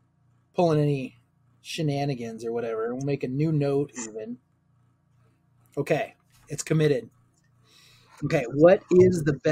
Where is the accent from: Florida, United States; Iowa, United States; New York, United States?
Iowa, United States; I grew up in Iowa.